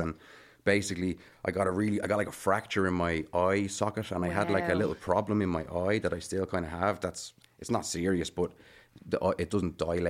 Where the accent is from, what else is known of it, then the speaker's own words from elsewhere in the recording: Bray, Leinster, Ireland; moved away as an adult; now in Dublin, Ireland; I lived in Bray for my whole... Which is in Wicklow.